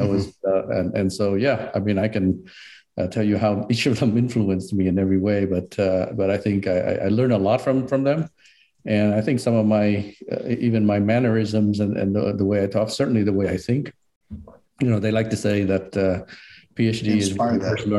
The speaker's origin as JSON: {"language": "English", "town": "San Jose", "region": "California", "country": "United States", "tie": "born or raised there", "said": "I remember going into a mall near where I grew up in Eastside, San Jose, and they had an Atari store, right?"}